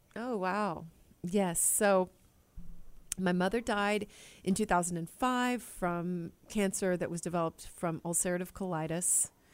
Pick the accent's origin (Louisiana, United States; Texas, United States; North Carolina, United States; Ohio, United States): Texas, United States; Killeen; I was raised in Killeen, Texas